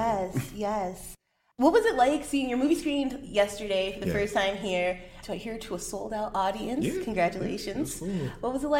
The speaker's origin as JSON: {"language": "English", "town": "Chicago", "region": "Illinois", "country": "United States", "said": "I'm also from Chicago."}